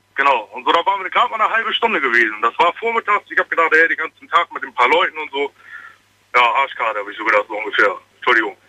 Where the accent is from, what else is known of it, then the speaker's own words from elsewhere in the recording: Bremen, Germany; Ich komme eigentlich aus Bremen aber ich bin gerade unterwegs Richtung Trier